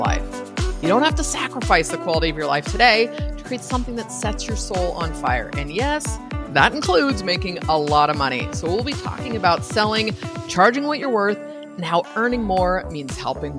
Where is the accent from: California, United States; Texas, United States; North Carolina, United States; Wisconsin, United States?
California, United States; San Francisco Bay Area, Northern; now in Costa Rica; I'm from Northern California, San Francisco Bay Area, and I was out in the suburbs